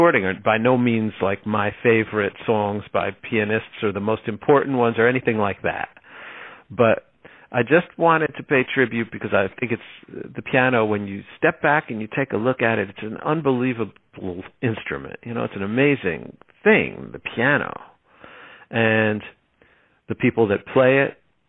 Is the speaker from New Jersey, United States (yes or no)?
yes; Linden, New Jersey, United States; also born or lived in Elizabeth, New Jersey; I grew up in a town called Linden, New Jersey